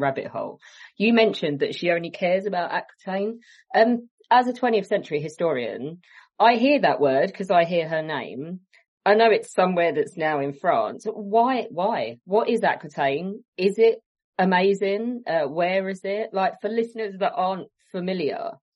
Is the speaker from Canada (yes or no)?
no; England, United Kingdom; we're English